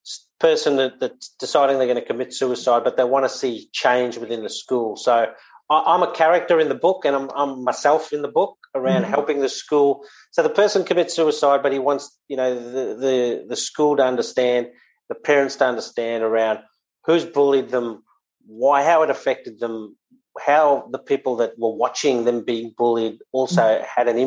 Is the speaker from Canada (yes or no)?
no; South Africa; born there; my dad, I was born in South Africa, fairly robust dad